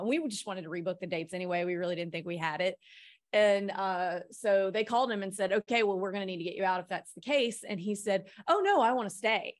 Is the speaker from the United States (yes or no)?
yes; Mississippi, United States; moved away; also born or lived in New York City / Nashville; I'm from Mississippi